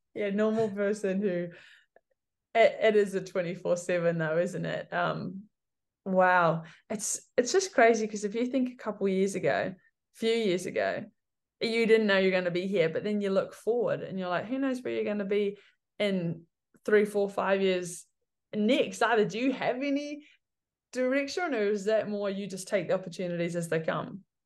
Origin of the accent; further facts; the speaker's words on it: Cambridge, Waikato, New Zealand; also born or lived in Hamilton; I'm from Cambridge, Waikato